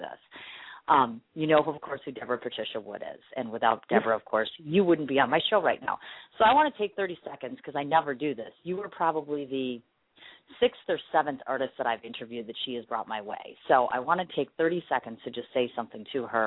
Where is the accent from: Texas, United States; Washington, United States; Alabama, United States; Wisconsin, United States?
Wisconsin, United States; Milwaukee; here to Milwaukee for our Harley 110th anniversary celebration, which is in my hometown